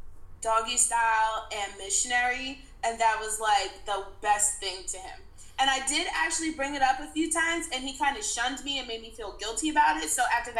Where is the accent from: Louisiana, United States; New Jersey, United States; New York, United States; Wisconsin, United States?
New Jersey, United States; I'm from Jersey.